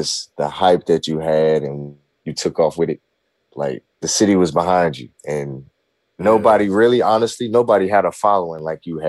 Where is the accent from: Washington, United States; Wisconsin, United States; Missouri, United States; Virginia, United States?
Missouri, United States; Vinita Park; I grew up in Vernita Park, which is U City, Normandy District